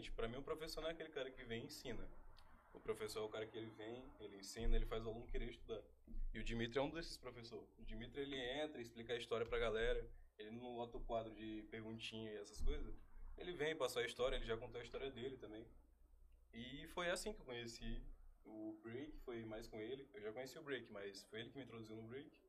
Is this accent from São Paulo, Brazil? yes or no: no; Pernambuco, Brazil; Eu sou do norte de Pernambuco. Eu vim do interior do interior de Pernambuco. A minha cidade tem 8 mil habitantes